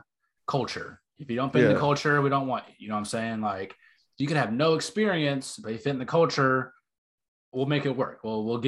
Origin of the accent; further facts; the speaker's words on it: Texas, United States; also born or lived in North Carolina; I'm from the South too. I mean, I'm from Texas and North Carolina.